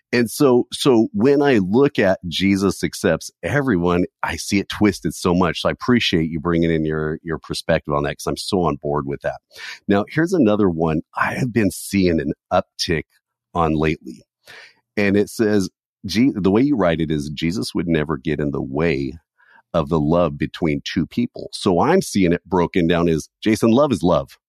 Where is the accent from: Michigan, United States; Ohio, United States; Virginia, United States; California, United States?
California, United States; I was born and raised in California